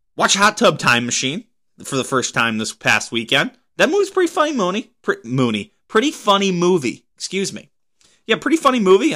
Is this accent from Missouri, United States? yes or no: no; Pennsylvania, United States; moved away; back in my home state of Pennsylvania